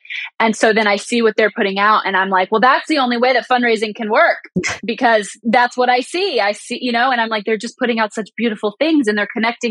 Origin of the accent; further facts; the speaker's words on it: United States; I didn't choose to be grow up as an American.